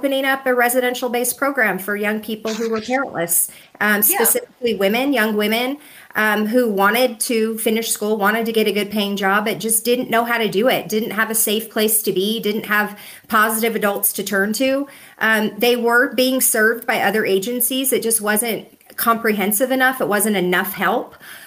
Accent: Hawthorne, Nevada, United States; now in Reno, United States; I was born and raised in Hawthorne, Nevada, little town, 2,000-3,000 people

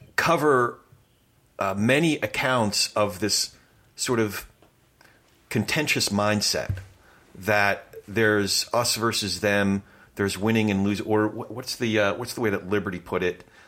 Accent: New Jersey, United States; now in Southern California, United States; I'm from Jersey originally

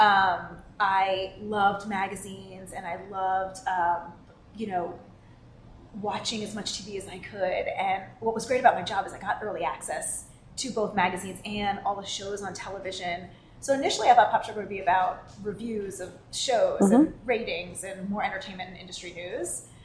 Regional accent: East Coast, United States; moved away as an adult; also born or lived in New York; now in San Francisco, United States; I grew up on the East Coast and lived in New York before we moved out to San Francisco

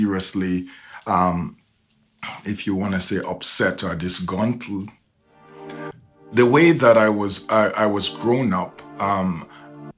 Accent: Jamaica; moved away; I was raised in a different part of the world. I grew up in Jamaica

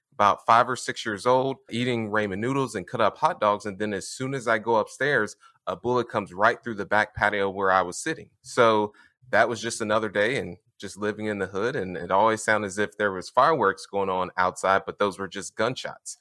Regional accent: Indianapolis, Indiana, United States; I grew up, born and raised in Indianapolis, Indiana

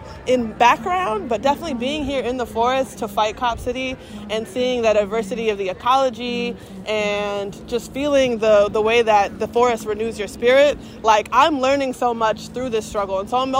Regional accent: Athens, Georgia, United States; I'm from Athens, Georgia, and I'm 31 years old.

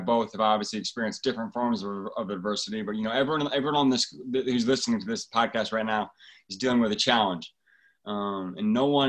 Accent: Fort Wayne, Indiana, United States; I grew up in Fort Wayne, Indiana.

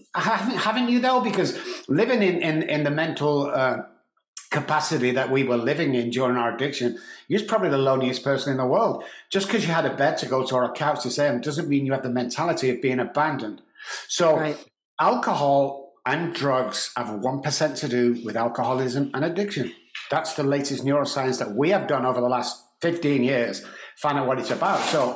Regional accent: Manchester, North West England, United Kingdom; moved away as an adult; also born or lived in Dallas, Texas; now in San Antonio, United States; growing up in Manchester

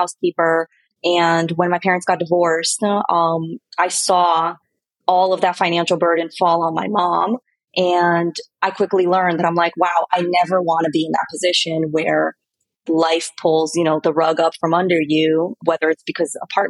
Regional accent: Miami, Florida, United States; moved away as an adult; also born or lived in Brazil / New York / San Diego; I was born in Brazil, and I moved to the States when I was 8 years old. So I grew up in Miami

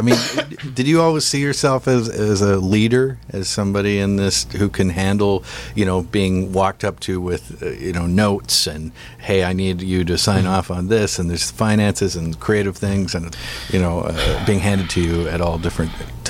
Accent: Victoria, British Columbia, Canada; now in Toronto, Canada; I grew up in Victoria.

